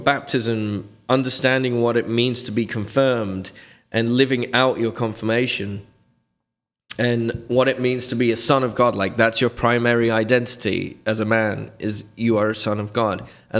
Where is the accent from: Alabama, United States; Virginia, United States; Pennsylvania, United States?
Pennsylvania, United States; Reading; I had found the traditional Latin mass at a fraternity of St. Peter Parish in Reading, my hometown where I was born.